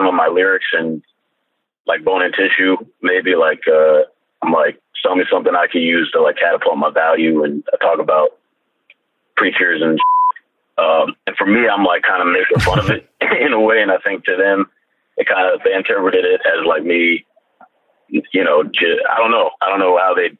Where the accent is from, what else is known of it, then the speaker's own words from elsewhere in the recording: Columbia, Maryland, United States; my friends growing up in Columbia, Maryland